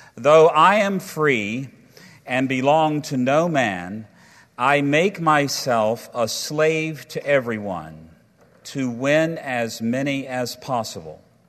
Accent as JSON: {"language": "English", "country": "United States", "said": "as American people"}